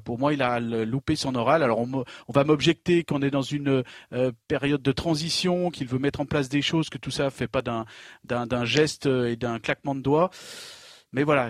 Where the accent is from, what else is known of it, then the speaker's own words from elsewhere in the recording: Savoie, Auvergne-Rhône-Alpes, France; now in Lyon, France; chez moi en Savoie dans les années 80